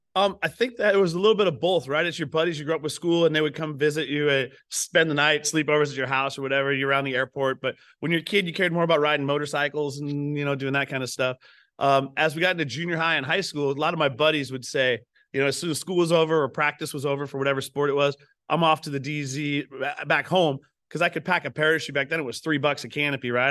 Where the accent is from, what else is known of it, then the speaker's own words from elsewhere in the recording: Pacific Northwest, United States; I grew up up here in the Northwest.